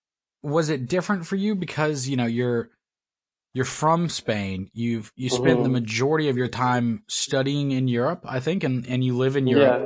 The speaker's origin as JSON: {"language": "English", "country": "United States", "tie": "born or raised there", "said": "I'm from the States. Like I grew up here."}